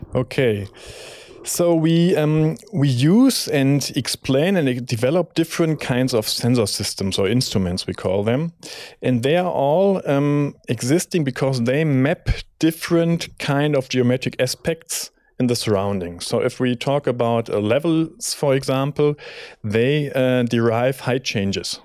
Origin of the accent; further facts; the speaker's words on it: Bonn, North Rhine-Westphalia, Germany; moved away as an adult; now in Munich, Germany; I'm coming from Bonn originally